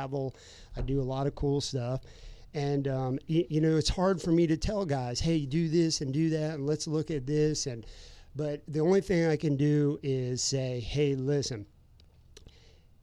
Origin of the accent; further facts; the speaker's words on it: Florida, United States; living, growing up in Florida.